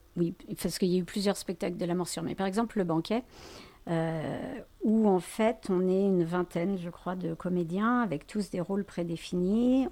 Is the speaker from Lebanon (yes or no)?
no; France; nous avoir en tant que Français